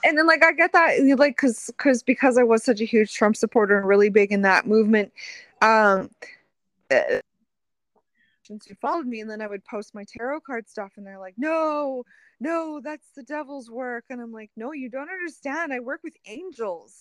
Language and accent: English; Canada; as a Canadian